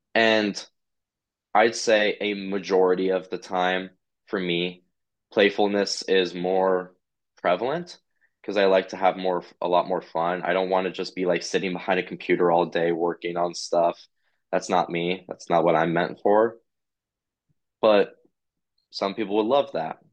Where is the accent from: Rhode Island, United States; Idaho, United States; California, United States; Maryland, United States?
Idaho, United States; I'm from Idaho